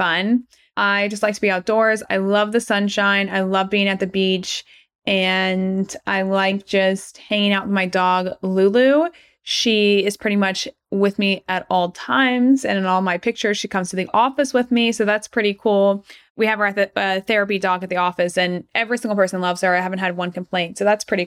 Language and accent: English; Atlanta, Georgia, United States; moved away as an adult; also born or lived in Rochester, New York / Portland, Oregon / Irvine, California; I'm from Atlanta, Georgia. I was born and raised there all the way up until grad school